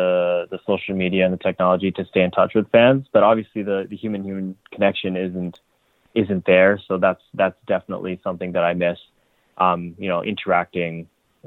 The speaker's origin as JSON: {"language": "English", "country": "Canada", "said": "I am Canadian"}